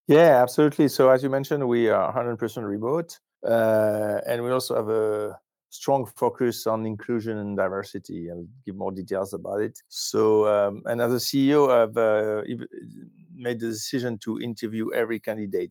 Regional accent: France; moved away; I'm originally from France

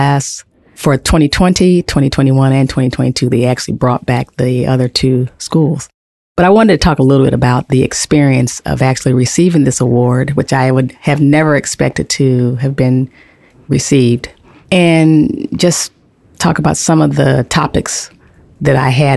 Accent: Los Angeles, California, United States; moved away; back in my hometown of Los Angeles

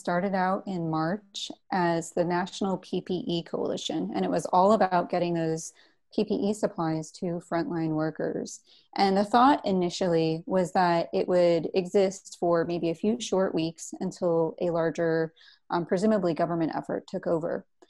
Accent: Florida, United States; growing up in North Central Florida, where people are just always asking, you know, how can I help you?

